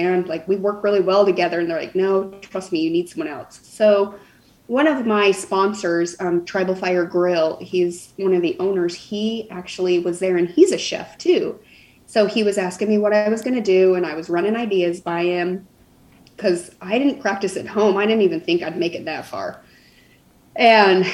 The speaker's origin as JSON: {"language": "English", "region": "Arizona", "country": "United States", "moved": "as an adult", "lives_now": "Nashville, United States", "said": "Arizona, but we live in Nashville now. We just moved to Nashville"}